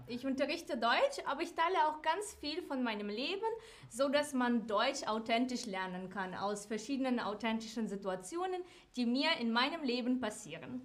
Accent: Ukraine; German is a second language; now in Frankfurt, Germany; Ursprünglich komme ich aus der Ukraine

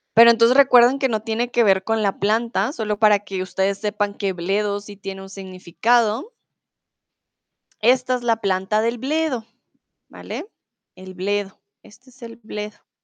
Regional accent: Bogotá, Colombia; now in Germany; soy de Colombia, de la capital de Bogotá

